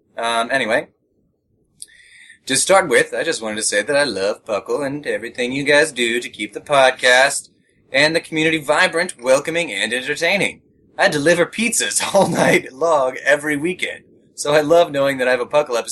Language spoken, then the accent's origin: English; Minnesota, United States; I'm from Minnesota, and it's cold right now.